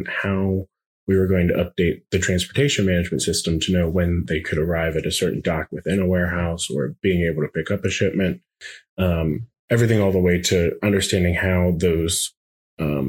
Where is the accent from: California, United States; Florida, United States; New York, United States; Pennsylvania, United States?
Pennsylvania, United States; outside of Pittsburgh; Growing up outside of Pittsburgh